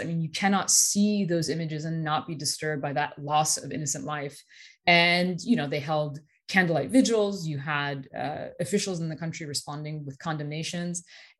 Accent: United States; as an Iranian American, that's the dream, right? Like we live in a constant state where our country of heritage is vilified

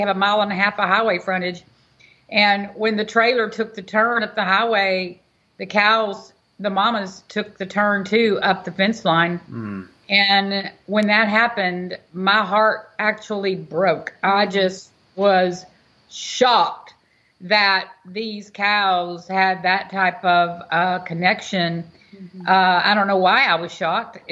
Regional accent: Houston, Texas, United States; now in Angleton, United States; I was from Texas.

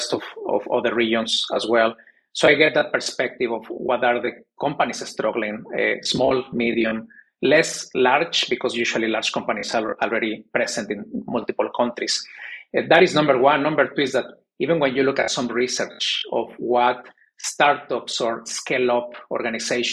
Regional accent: Mexico; moved away as an adult; also born or lived in United States / New York / South Korea / Poland; I'm originally from Mexico, born and raised.

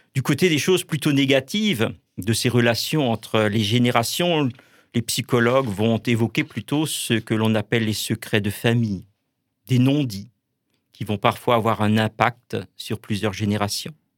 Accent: Kolbsheim, Grand Est, France; dans la paroisse où j'ai grandi en fait à Kolbsheim

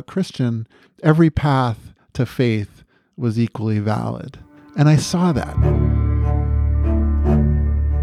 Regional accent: United States

